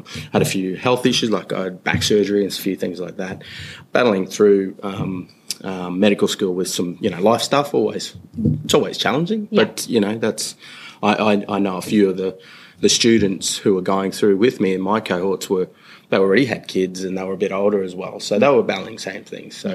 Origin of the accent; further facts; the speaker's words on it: Townsville, Queensland, Australia; now in Brisbane, Australia; I myself was born on Turrbal country, which is North Brizzy, north side of Brisbane. I grew up in Townsville